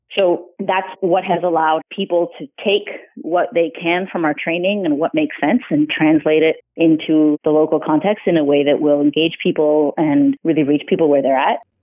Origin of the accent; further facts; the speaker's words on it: Ontario, Canada; also born or lived in Ottawa; I grew up in Ontario